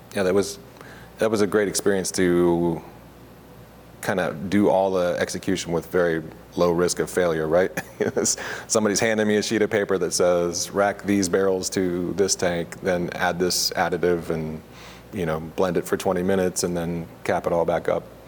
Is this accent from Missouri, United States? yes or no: yes; Augusta, Missouri, United States; moved away as an adult; also born or lived in McMinnville, Oregon; I grew up in Augusta, Missouri